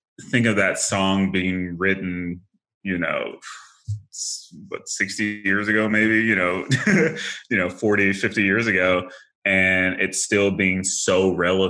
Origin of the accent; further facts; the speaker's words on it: Paducah, Kentucky, United States; moved away as an adult; my hometown, which is a very, really small town, Paducah, Kentucky